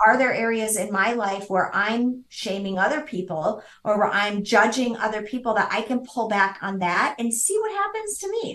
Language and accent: English; Midwest, United States; I grew up in the Midwest